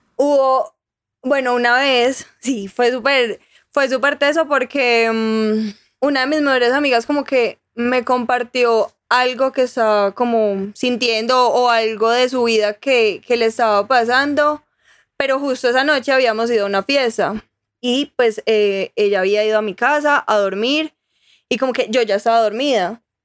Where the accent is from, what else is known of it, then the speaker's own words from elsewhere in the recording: Armenia, Quindío, Colombia; moved away as an adult; now in Medellín, Colombia; yo soy de Armenia